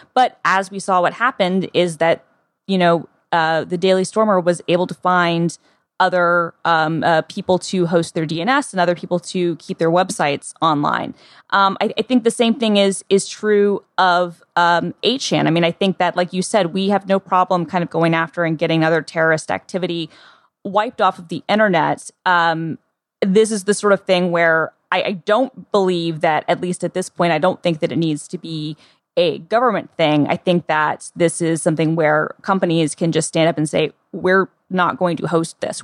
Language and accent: English; the South, United States; the South, where I'm from